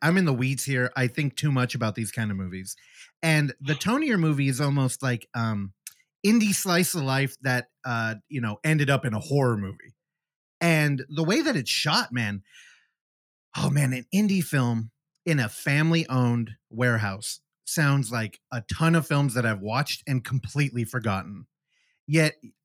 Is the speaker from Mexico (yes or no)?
no; Bay Area, California, United States; I'm from the Bay Area, California.